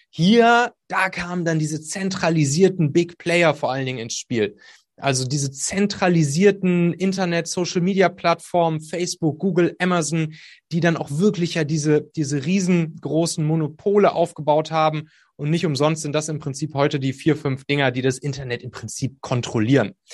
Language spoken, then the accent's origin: German; North Rhine-Westphalia, Germany; ich komme da aus der Kölner Gegend, da ist das Phantasialand und da hatte ich mal eine Dauerkarte